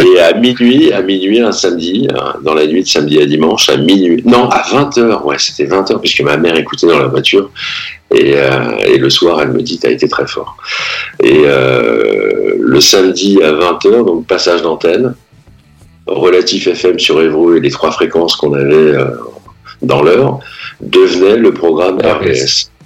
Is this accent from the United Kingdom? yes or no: no; Pacy-sur-Eure, Normandy, France; je suis né à Passy, j'ai grandi à Passy-sur-Eure